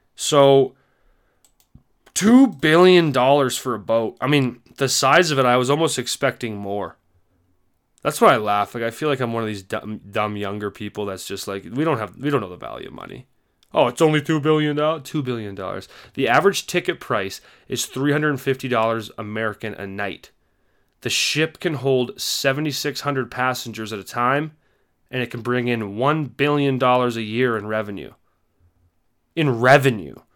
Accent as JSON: {"language": "English", "country": "Canada", "said": "me as a Canadian"}